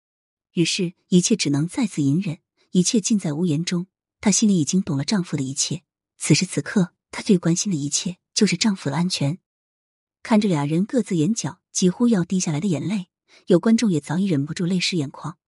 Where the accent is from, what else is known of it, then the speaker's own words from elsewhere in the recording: China; 毫无疑问，那是国旗的颜色，那是我是中国人的骄傲。在那面前，祖国不会丢下任何一个同胞。